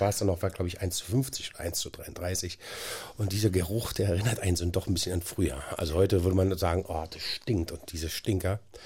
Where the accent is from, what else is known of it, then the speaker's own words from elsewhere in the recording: Berlin, Germany; Ich bin halt aufgewachsen in Schöneweide, zwei Straßen von Ernst Busch entfernt